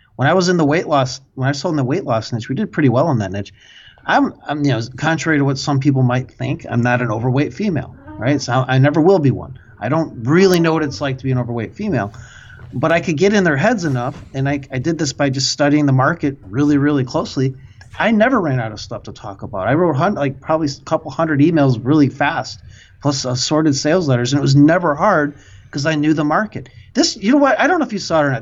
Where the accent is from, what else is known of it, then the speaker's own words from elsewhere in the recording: Midwest, United States; accent: Midwest; it's my Midwest accent